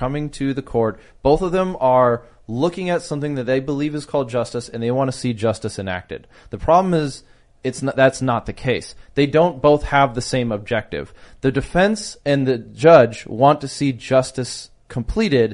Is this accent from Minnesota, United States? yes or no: yes; Minneapolis, Minnesota, United States; I'm from Minneapolis, right? And I live in Minneapolis